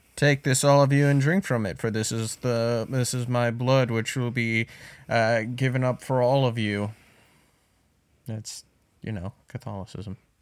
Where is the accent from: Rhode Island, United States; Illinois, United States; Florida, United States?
Rhode Island, United States; Burrillville; my hometown of Barrowville, Rhode Island, specifically Harrisville.